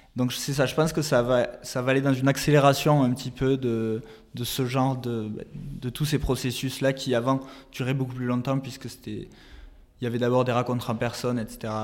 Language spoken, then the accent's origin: French; France; moved away; on est, euh, on est français, donc on a notre famille en France